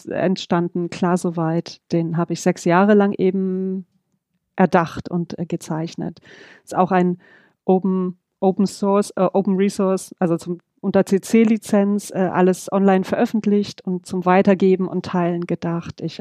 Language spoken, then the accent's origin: German; Düsseldorf, North Rhine-Westphalia, Germany; moved away; Ich komme ursprünglich aus Düsseldorf, ähm, lebe aber seit 20 Jahren jetzt im Süden von Deutschland aktuell in der Nähe von Karlsruhe.